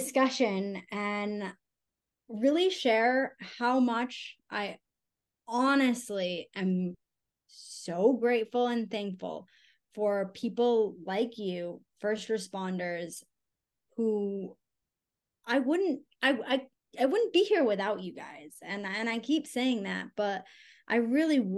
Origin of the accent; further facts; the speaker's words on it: Connecticut, United States; moved away; also born or lived in Salt Lake City, Utah; my husband and I, and we are both from Connecticut